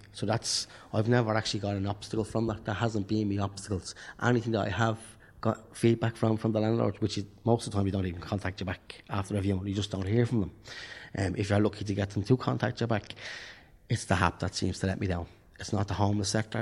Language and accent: English; Tallaght, Leinster, Ireland; now in Dublin, Ireland; I'm from Talla. My family is from Talla. I'm registered in Talla